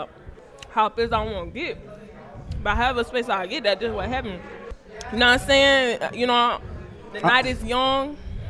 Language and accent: English; Bogalusa, Louisiana, United States; I'm from Bogalusa, Louisiana.